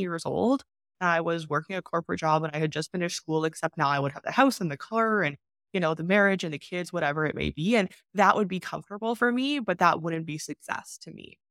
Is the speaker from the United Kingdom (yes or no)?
no; Canada; moved away as an adult; also born or lived in China; I've been not living in my home country for six years now